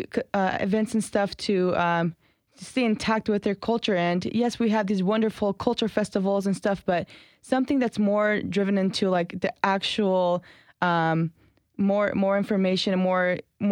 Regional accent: Nashville, Tennessee, United States; first language Kurdish; English is a second language; I was born and raised here, but my first language was Kurdish

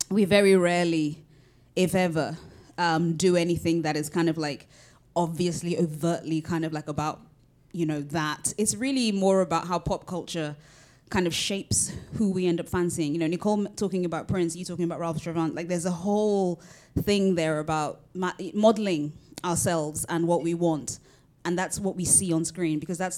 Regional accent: United Kingdom; I am both Nigerian and British

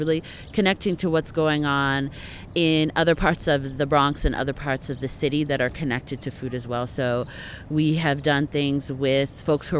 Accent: Canada; I'm from Canada

